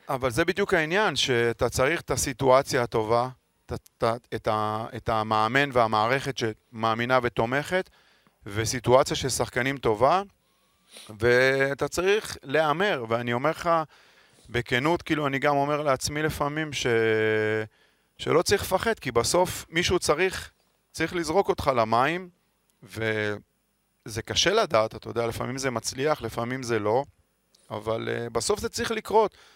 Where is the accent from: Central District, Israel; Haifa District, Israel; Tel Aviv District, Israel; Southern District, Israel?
Tel Aviv District, Israel; Holon; moved away as an adult; now in Tel Aviv, Israel; אני גר 20 שנה בתל אביב, ועד היום כששואלים אותי מאיפה אתה, אני אומר מחולון, לא מתל אביב